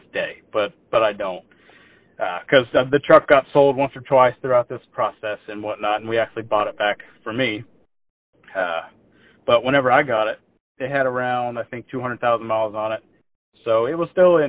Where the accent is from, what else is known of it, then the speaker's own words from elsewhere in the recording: Hockley, Texas, United States; also born or lived in Houston, Texas; I was born and raised in Texas. I was born in Houston. I grew up in a little small town called Hockley.